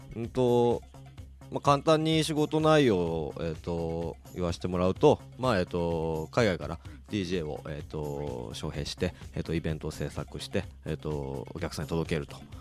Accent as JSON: {"language": "Japanese", "town": "Kawasaki", "region": "Kanagawa", "country": "Japan", "tie": "born or raised there", "said": "出身が川崎なんですけど"}